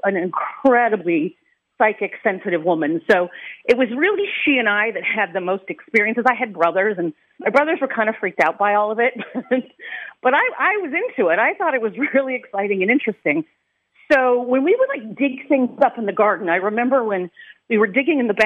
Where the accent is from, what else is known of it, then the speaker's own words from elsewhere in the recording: Los Angeles, California, United States; moved away; also born or lived in Ireland; the part of the San Fernando Valley where I grew up is all Native American burial ground. And it was specifically Chumash and Gabrieleno Indians who were in that territory. And the region where I grew up in Granada Hills